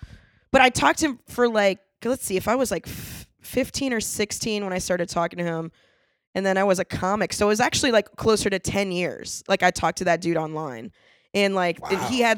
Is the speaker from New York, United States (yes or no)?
no; Orlando, Florida, United States